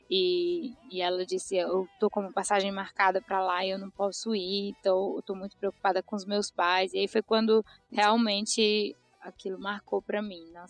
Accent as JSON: {"language": "Portuguese", "town": "Tianguá", "region": "Ceará", "country": "Brazil", "tie": "born or raised there", "also_born_or_lived": "São Paulo, Brazil", "accent": "mega carregado (Cearense)", "moved": "yes", "lives_now": "London, United Kingdom", "said": "eu sou natural lá do interior do Ceará, de uma cidadezinha chamada Tianguá, perto da terra do Didi."}